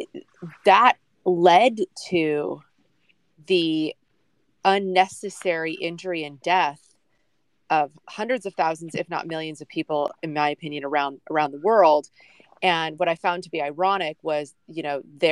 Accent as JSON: {"language": "English", "country": "United States", "said": "we as the American people"}